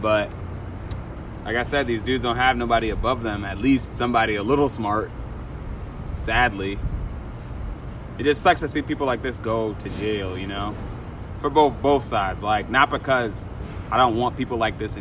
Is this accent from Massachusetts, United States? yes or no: yes; Boston, Massachusetts, United States; I'm from Dorchester